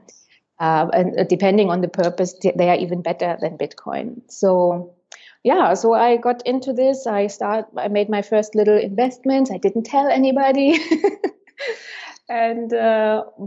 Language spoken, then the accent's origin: English; Germany; moved away as an adult; now in Berlin, Germany; 3 years ago, I moved to Berlin, back to my home country